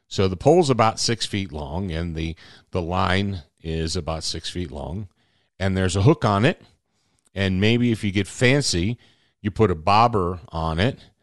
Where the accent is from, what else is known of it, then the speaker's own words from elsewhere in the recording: Michigan, United States; I grew up in Michigan